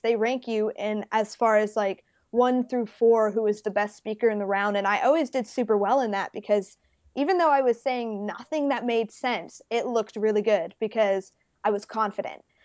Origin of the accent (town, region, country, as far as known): Baton Rouge, Louisiana, United States; born or raised there; also born or lived in Las Vegas, Nevada